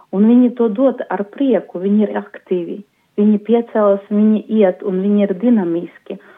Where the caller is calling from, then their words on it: Daugavpils, Latgale, Latvia; Esmu no Daugavpils, no kustības arī prosanktitāte.